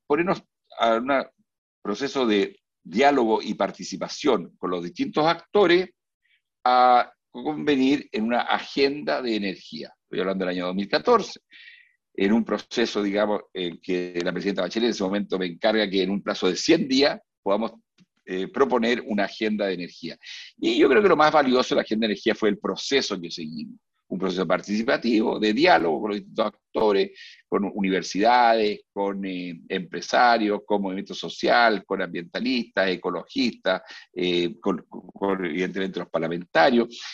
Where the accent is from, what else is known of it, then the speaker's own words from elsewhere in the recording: Chile; Esto no lo digo yo como chileno